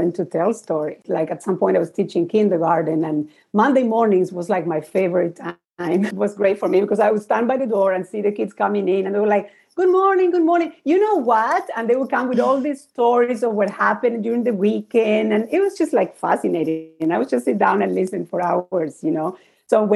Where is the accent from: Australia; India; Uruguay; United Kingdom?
Uruguay; moved away; I'm from Uruguay originally, so I would go to my country